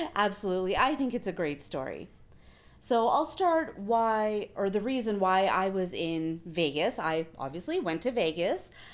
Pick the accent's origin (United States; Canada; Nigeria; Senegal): Canada; I'm the Canadian